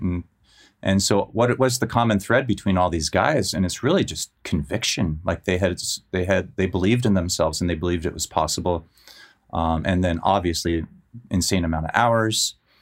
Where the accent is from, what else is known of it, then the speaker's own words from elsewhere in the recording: Menlo Park, California, United States; moved away; also born or lived in San Francisco; I grew up in Menlo Park and I used to live in San Francisco